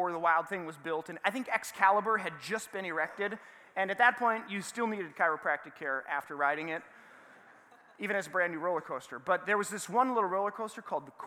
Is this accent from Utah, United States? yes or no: no; Saint Paul, Minnesota, United States; I grew up in the Midway, and I went to a school called Central Lutheran